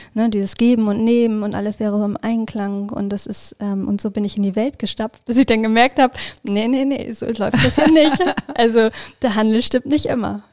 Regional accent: Schleswig-Holstein, Germany; ich komme aus Schleswig-Holstein

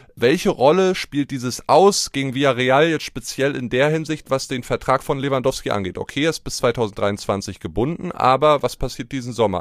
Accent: Germany; als Deutscher

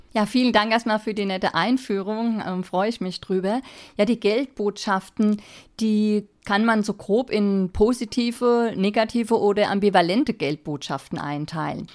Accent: Bavaria, Germany; ich komme aus Bayern

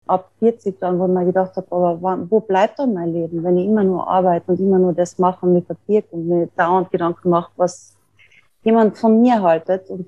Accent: Tyrol, Austria; an einer Vernissage zu arbeiten, die ich in meinem Heimatort in Tirol gemacht habe.

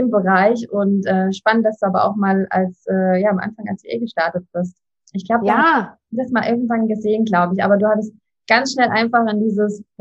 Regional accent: Leipzig, Saxony, Germany; Ich bin zwar nicht geboren in Leipzig, aber aufgewachsen.

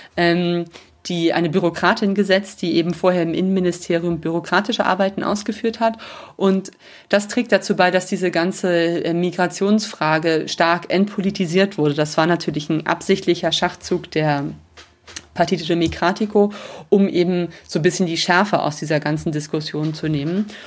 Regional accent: Germany; moved away as an adult; now in Rome, Italy; bei uns in Deutschland

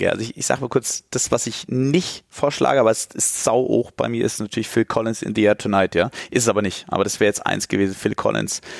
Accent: Stuttgart, Baden-Württemberg, Germany; Nummer zwei, ich komme aus Stuttgart, ja, und da ist Nummer … hat mich geprägt

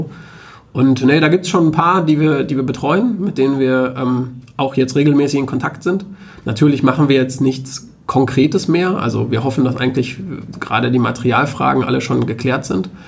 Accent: North Rhine-Westphalia, Germany; now in Münster, Germany; Ich komme selber aus dem Ruhrgebiet, da ist das jetzt nicht so wichtig, weil da viel

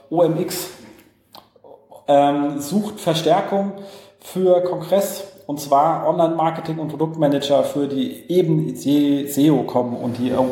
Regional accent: Berlin, Germany; Also für uns als Berliner, Straßenreinigung.

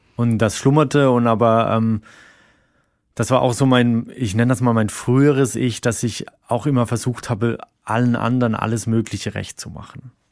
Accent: Rhine-Neckar, Germany; moved away as an adult; now in Berlin, Germany; da, wo ich herkomme, so die, die Rhein-Neckar-Region

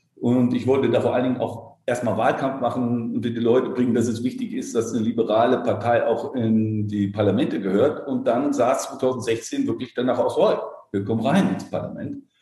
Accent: Darmstadt, Hesse, Germany; moved away as an adult; also born or lived in Frankfurt am Main; now in Berlin, Germany; bin ich in Darmstadt geboren, dort auch aufgewachsen

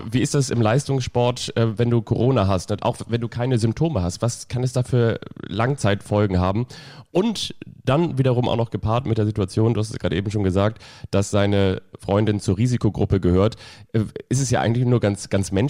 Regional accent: Kiel, Schleswig-Holstein, Germany; ich bin ja in, im Großraum Raum von Kiel aufgewachsen.

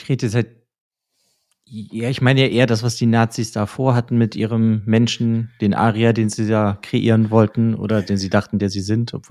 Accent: Germany; als Deutscher

